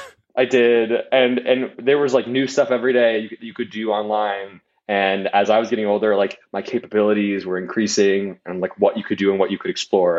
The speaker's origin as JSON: {"language": "English", "region": "Wisconsin", "country": "United States", "tie": "born or raised there", "said": "growing up in Wisconsin"}